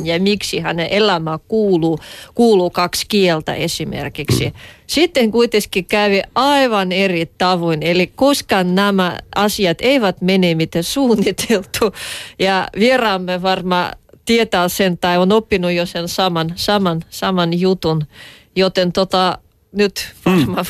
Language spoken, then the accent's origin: Finnish; Russia; now in Finland; minä olen venäläinen